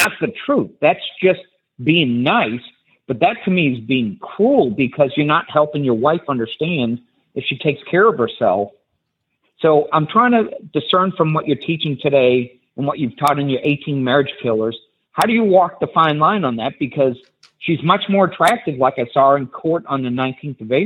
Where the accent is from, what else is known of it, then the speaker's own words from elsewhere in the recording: New England, United States; I'm from New England